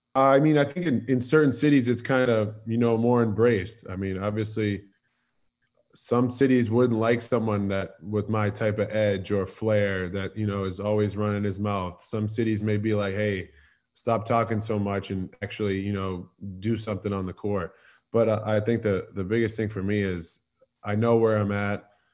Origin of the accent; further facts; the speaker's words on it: Boston, Massachusetts, United States; moved away as an adult; now in Philadelphia, United States; I was born and raised in Boston